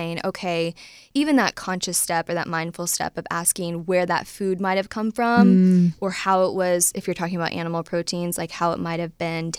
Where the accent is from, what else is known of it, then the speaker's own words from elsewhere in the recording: Midwest, United States; now in Nashville, United States; So I'm from the Midwest. So I ate like everybody else does in the Midwest